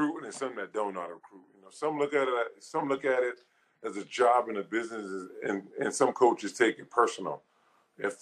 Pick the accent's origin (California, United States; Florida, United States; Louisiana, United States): Louisiana, United States; I'm from Louisiana